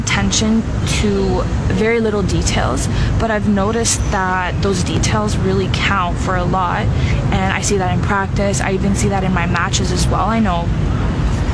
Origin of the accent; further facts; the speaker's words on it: Canada; I'm Canadian